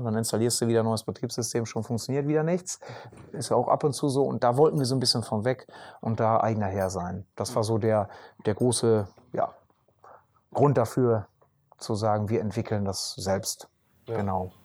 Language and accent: German; Emsland, Lower Saxony, Germany; bei uns im Emsland